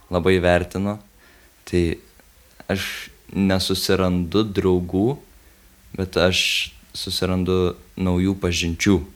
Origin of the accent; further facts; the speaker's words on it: Lithuania; mes iš Lietuvos